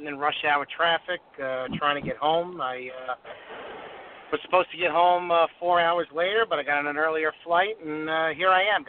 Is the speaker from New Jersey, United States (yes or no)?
no; Farmingdale, New York, United States; It's your good friend … from Farmingdale, Long Island.